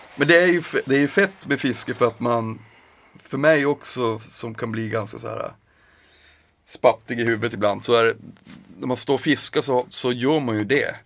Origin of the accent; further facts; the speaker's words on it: Piteå, Norrbotten County, Sweden; moved away; när jag var hemma i Piteå